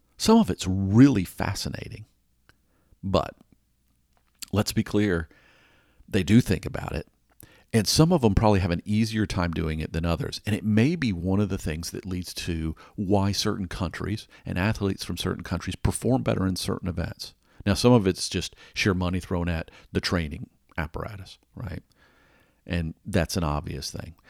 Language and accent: English; Atlanta, Georgia, United States; I grew up in Atlanta